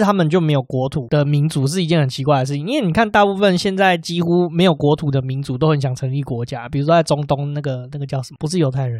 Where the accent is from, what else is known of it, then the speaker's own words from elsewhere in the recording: Taipei, Taiwan; 我们台北人